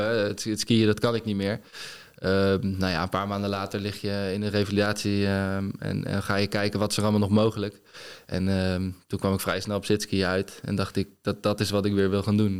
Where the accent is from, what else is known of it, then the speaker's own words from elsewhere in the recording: Netherlands; als Nederlander